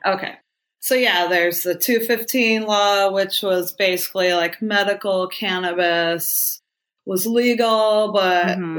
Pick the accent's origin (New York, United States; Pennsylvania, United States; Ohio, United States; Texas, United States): Ohio, United States; also born or lived in Northern California; now in California, United States; I grew up in Ohio in the cornfields in Amish country